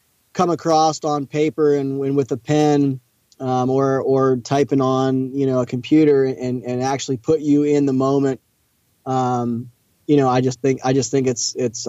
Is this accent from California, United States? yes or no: no; Eastern Ohio, United States; it's been fun growing up in Ohio